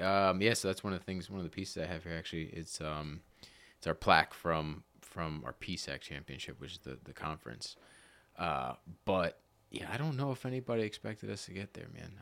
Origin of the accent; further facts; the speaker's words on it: Lebanon, Pennsylvania, United States; also born or lived in Cleona, Pennsylvania; grew up Lebanon, Lebanon, uh, South Lebanon, really